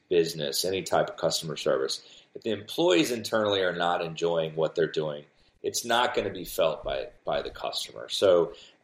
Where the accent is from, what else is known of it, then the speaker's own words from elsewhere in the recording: Cincinnati, Ohio, United States; now in Florida, United States; I live in Florida, but I'm from Cincinnati